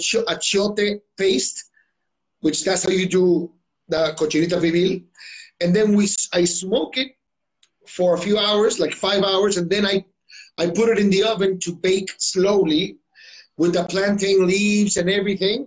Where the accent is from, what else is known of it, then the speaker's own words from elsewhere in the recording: Mexicali, Baja California, Mexico; moved away as an adult; now in Tijuana, Mexico; my hometown, Mexicali, which is 2 hours away from here